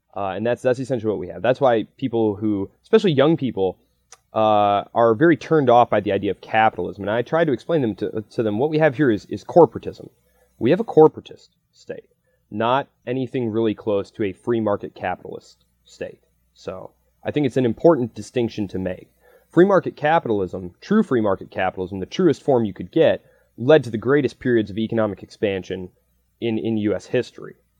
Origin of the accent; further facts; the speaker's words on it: United States; I'm an American